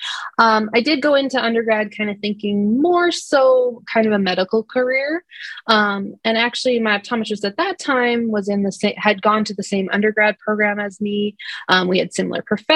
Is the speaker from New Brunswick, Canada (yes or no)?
no; Estevan, Saskatchewan, Canada; I was born and raised in Estevan